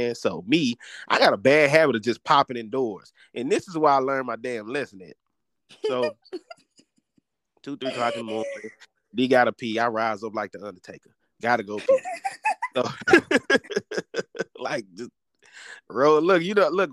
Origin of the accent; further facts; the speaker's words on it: DeWitt, Arkansas, United States; moved away; I was down in my hometown of DeWitt, Arkansas.